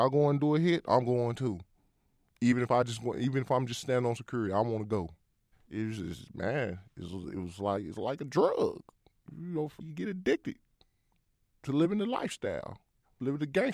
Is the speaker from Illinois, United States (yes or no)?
yes; Chicago, Illinois, United States; I grew up in Humboldt Park when it was wild